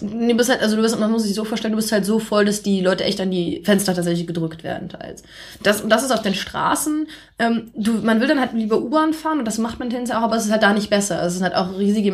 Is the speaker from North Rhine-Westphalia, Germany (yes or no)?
no; near Osnabrück, Lower Saxony, Germany; moved away as an adult; also born or lived in Shanghai, China; now in Beijing, China; Also ich komme aus der Nähe von Osnabrück